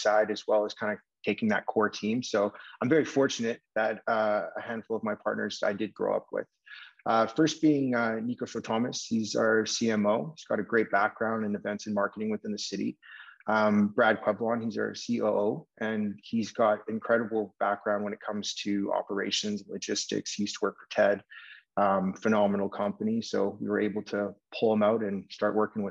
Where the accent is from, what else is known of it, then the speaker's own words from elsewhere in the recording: Vancouver, British Columbia, Canada; I'm born and raised in Vancouver